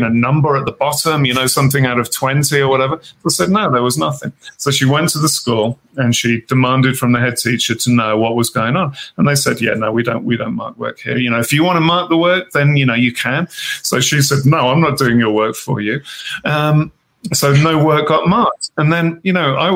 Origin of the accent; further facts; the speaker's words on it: Birmingham, West Midlands, United Kingdom; now in Wyoming, United States; I was born in Birmingham, England